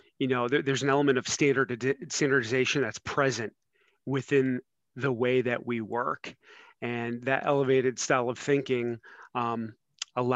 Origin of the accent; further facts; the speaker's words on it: Cleveland, Ohio, United States; moved away as an adult; now in Cincinnati, United States; I'm originally from Northeast Ohio and Cleveland